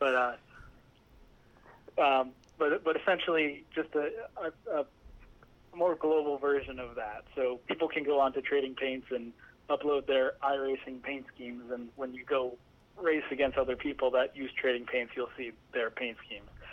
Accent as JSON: {"language": "English", "town": "Allentown", "region": "Pennsylvania", "country": "United States", "said": "I'm from uh, Allentown, Pennsylvania"}